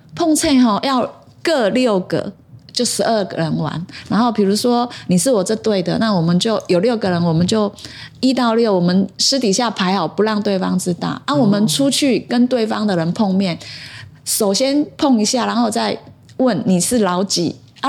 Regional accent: Yonghe, New Taipei, Taiwan; 我在永和，新生地出生

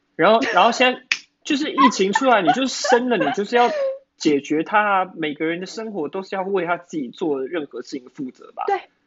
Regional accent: Taiwan; 我们台湾人就是， 台湾人就是爱嘴。

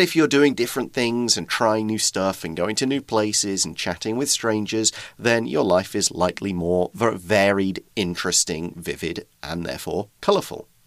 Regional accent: United Kingdom; accent: regional British accent; moved away as an adult; now in Taiwan; I'm an emigrant from Britain

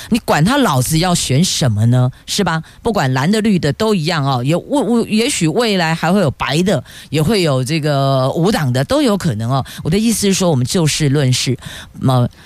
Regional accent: Taiwan; 我们台湾人都很聪明

